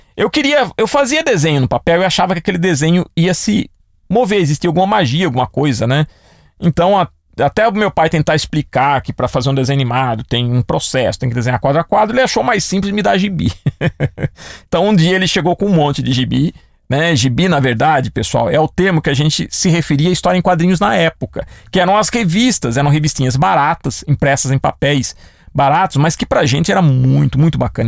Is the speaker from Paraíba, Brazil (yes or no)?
no; Piracicaba, São Paulo, Brazil; cidade que eu nasci, Piracicaba